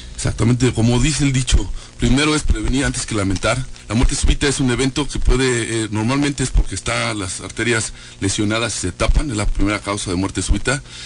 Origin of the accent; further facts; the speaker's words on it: Querétaro, Mexico; somos queretanos